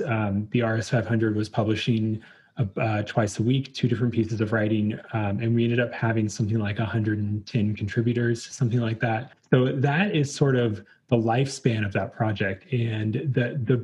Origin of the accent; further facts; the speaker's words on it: Virginia, United States; also born or lived in Richmond, Virginia; So I am from Virginia originally, and we were living in Richmond at the time